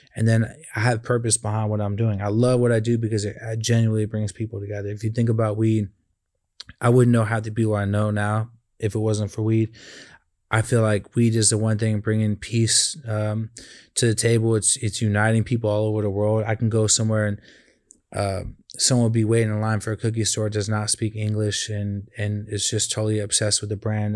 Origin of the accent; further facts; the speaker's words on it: California, United States; I'm from Cali